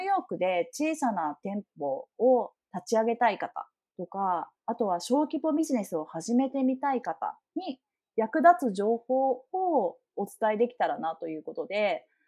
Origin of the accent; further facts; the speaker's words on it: Hiroshima, Japan; accent: Hiroshima dialect; 広島生まれ、広島育ち、広島で働いております